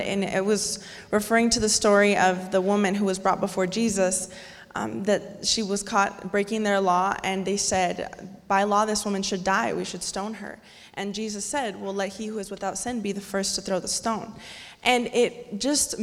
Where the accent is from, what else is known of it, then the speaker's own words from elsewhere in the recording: Goshen, Indiana, United States; I grew up here in Goshen